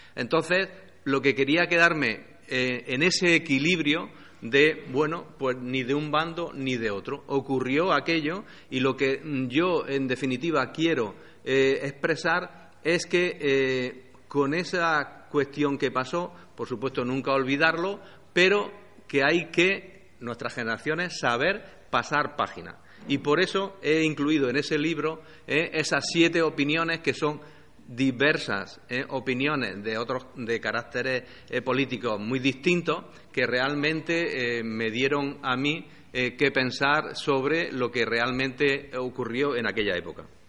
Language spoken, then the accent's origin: Spanish; Andújar, Andalusia, Spain; nací en Andújar y soy hijo, nieto de un político de Andújar en Jaén